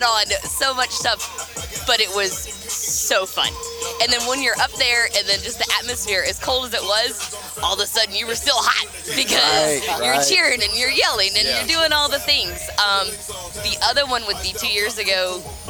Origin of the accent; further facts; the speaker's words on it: Northeast Tennessee, United States; I grew up in Northeast Tennessee. You are born and raised to be a football fan